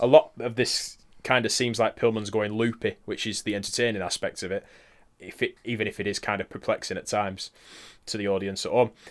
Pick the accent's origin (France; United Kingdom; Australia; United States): United Kingdom; we're British.